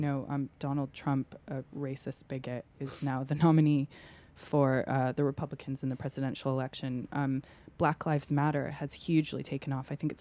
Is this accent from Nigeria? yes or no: no; United States; as an American